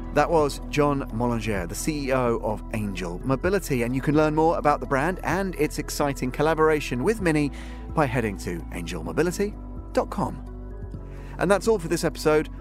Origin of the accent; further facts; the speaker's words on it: England, United Kingdom; when I was a kid, growing up in England